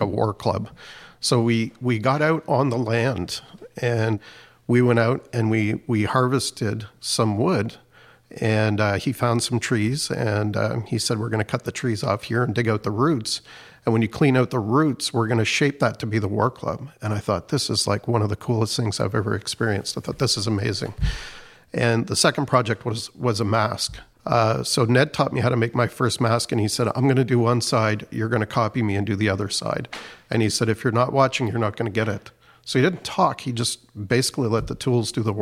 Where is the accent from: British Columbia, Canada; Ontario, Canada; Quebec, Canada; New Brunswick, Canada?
New Brunswick, Canada; Tobique First Nation; I'm Wolastoqwe from Tobik First Nation